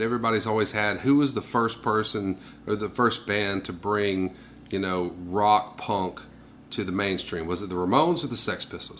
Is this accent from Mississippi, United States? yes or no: yes; Mississippi, United States; I was raised here in Mississippi